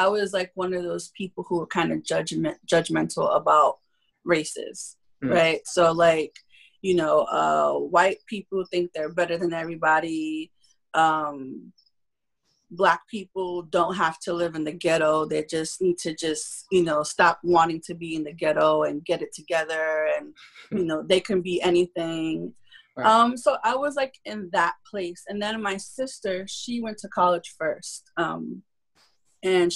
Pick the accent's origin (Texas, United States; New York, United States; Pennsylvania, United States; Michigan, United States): New York, United States; New York City; also born or lived in Spanish Harlem, New York; I grew up in Bushwick Projects